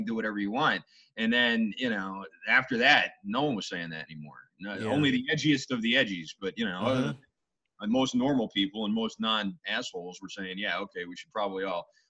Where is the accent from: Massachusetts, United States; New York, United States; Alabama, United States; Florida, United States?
Massachusetts, United States; Boston; I grew up in the North End, and my father had a business in Quincy Market